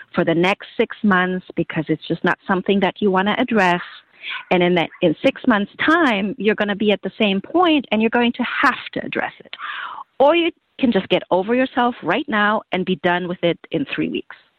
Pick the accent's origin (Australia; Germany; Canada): Germany; moved away as an adult; now in United States; I grew up in Germany